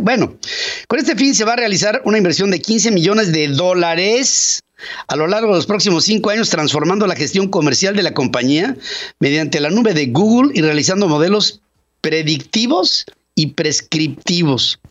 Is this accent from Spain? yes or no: no; Mexico